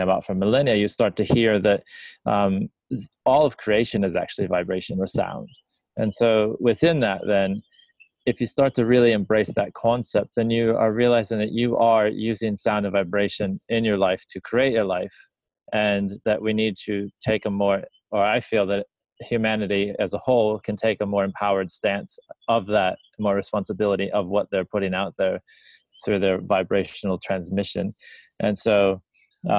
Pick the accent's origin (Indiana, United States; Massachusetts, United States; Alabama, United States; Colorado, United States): Indiana, United States; near Chicago, northern; moved away as an adult; now in Australia; Originally from the States. Like, grew up near Chicago, northern Indiana